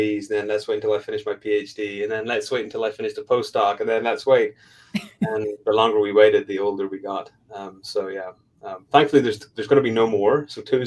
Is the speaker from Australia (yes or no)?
no; Belfast, Northern Ireland, United Kingdom; moved away as an adult; also born or lived in Raleigh, North Carolina; now in Tulsa, United States; I'm from Belfast, Northern Ireland. I'm not from the US.